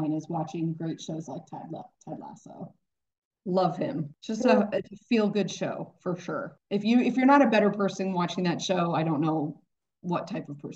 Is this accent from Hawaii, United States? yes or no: no; Overland Park, Kansas, United States; also born or lived in Dallas; now in Kansas City, United States; I grew up in Overland Park area.